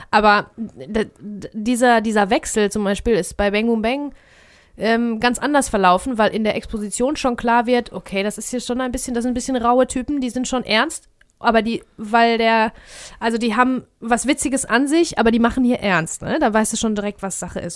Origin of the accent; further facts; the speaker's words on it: Ruhr area, North Rhine-Westphalia, Germany; wir sind aus dem Ruhrpott.